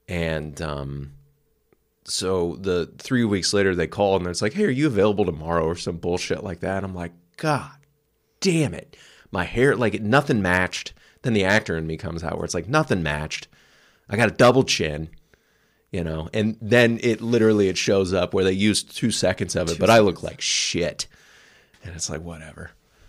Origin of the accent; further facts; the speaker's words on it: California, United States; I was raised in Southern California, so the ocean was like the vast, clear.